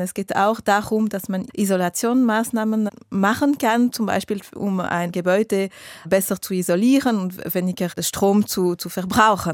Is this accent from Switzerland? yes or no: yes; Geneva, Switzerland; ich bin aus Genf, ich wohne in der Nähe vom Flughafen.